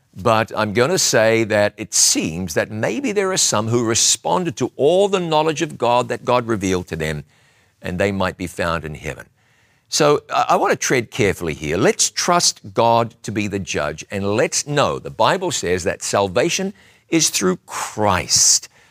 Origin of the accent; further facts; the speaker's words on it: Huntly, Waikato, New Zealand; That's where I was born.